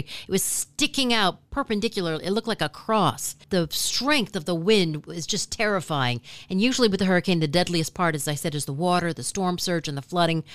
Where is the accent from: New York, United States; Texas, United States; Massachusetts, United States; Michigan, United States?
Michigan, United States; also born or lived in Hawaii; now in South Florida, United States; I'm originally from Michigan